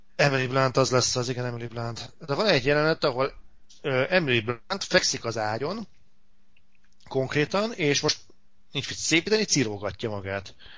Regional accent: Hungary; pláne itt Magyarországon

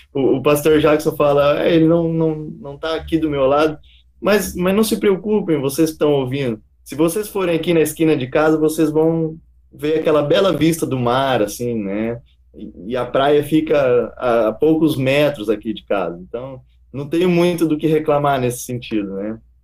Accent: Goiás, Brazil; moved away as an adult; also born or lived in Palotina, Paraná; now in Paraná, Brazil; Eu sou natural aqui do Paraná, da cidade de Palotina, mas é, do, aos quatro anos de idade, meu pai decidiu levar nossa família para Goiás e lá eu me criei

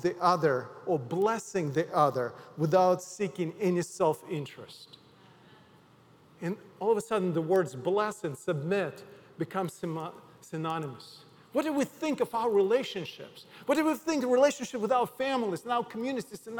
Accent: Odesa, Odesa Oblast, Ukraine; English is a second language; now in United States; my hometown Odessa

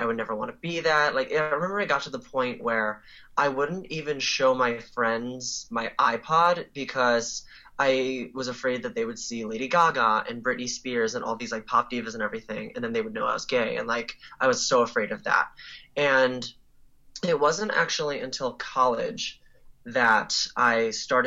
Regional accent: New York, United States; moved away as an adult; now in Silver Spring, United States; I'm originally from New York

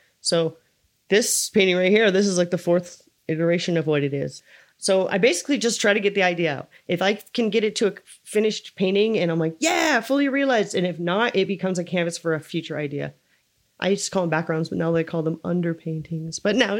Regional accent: California, United States; now in Lake Tahoe, United States; I came from the Bay Area. I had a huge friend circle. I came to Tahoe and it's really hard to meet people here.

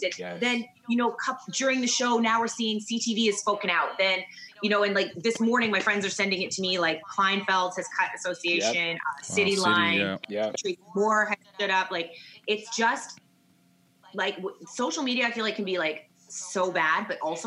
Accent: Vancouver, British Columbia, Canada; moved away as an adult; also born or lived in Saskatoon / Calgary; I'm from Vancouver, went to Saskatoon, Calgary, then here

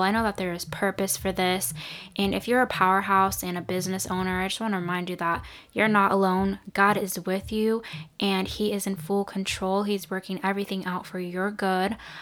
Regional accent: Santa Rosa area, California, United States; The Tubbs fire wiped out a lot of homes and businesses in my hometown

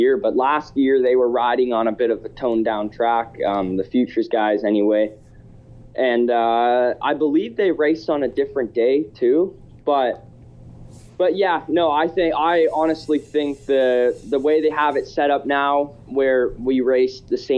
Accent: Canada; me being a Canadian pro already

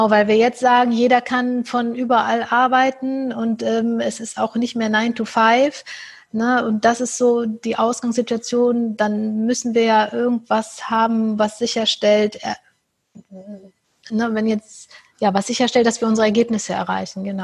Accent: Cologne, North Rhine-Westphalia, Germany; Ich komme ähm, äh, aus Köln, wie ich schon gesagt habe

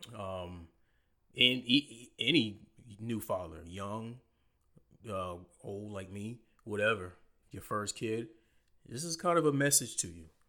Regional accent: Low Country, South Carolina, United States; we're all from the Low Country

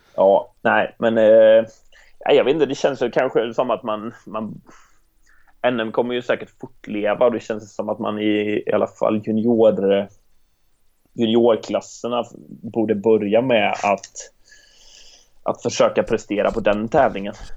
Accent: Jönköping, Jönköping County, Sweden; jag hade det man behövde hemma i Jönköping

